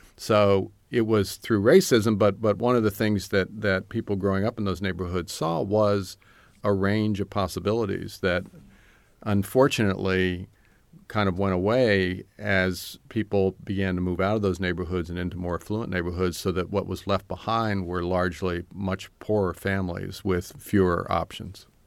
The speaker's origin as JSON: {"language": "English", "town": "Hampton", "region": "Virginia", "country": "United States", "tie": "born or raised there", "moved": "yes", "said": "when I grew up in Hampton, Virginia, I, I mostly just wanted to leave"}